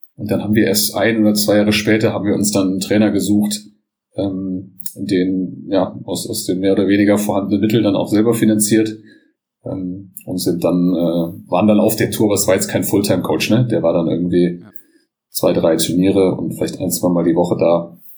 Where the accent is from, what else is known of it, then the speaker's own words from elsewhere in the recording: Bonn, North Rhine-Westphalia, Germany; ich bin aufgewachsen am Sportplatz direkt, am guten alten Wasserland in Bonn